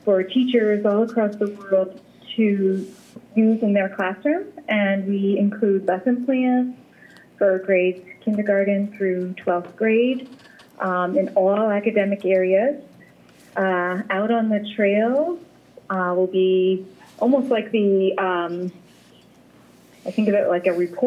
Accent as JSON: {"language": "English", "town": "Mansfield", "region": "Connecticut", "country": "United States", "also_born_or_lived": "Virginia Beach, Virginia", "said": "I'm from Mansfield, Connecticut."}